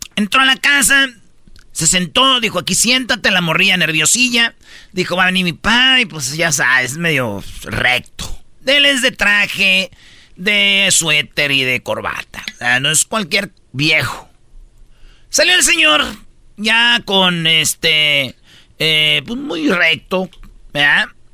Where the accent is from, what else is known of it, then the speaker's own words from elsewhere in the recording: Michoacán, Mexico; yo soy de Michoacán